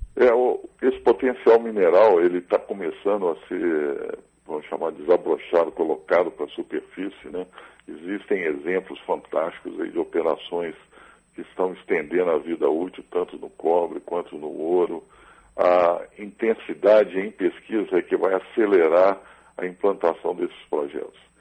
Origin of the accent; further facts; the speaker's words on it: Belo Horizonte, Minas Gerais, Brazil; eu nasci em Belo Horizonte